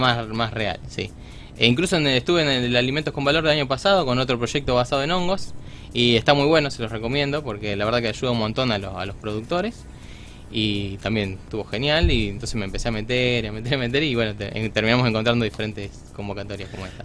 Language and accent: Spanish; Villa Cañas, Santa Fe, Argentina; moved away as an adult; now in Rosario, Argentina; yo soy de Villa Cañas, del sur de Santa Fe